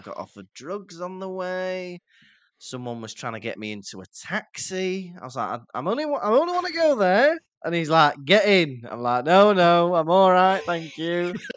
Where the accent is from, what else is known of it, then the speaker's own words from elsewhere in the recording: England, United Kingdom; We're English, we say lovely jubbly